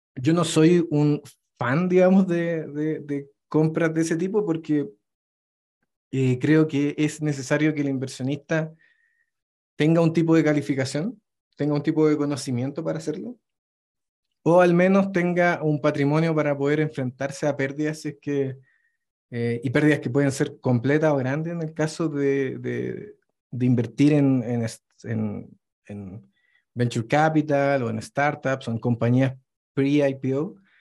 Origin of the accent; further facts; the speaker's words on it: Chile; moved away as an adult; now in Mexico City, Mexico; estoy viviendo actualmente en Ciudad de México, pero vengo de Chile